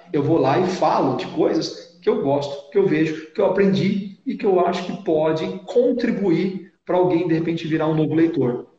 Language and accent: Portuguese; interior of São Paulo, Brazil; accent: interior paulista (caipira, retroflex r as in "porta"); also born or lived in Assis; eu sou paulistano de nascimento, fui criado no interior, daí o sotaque, o porta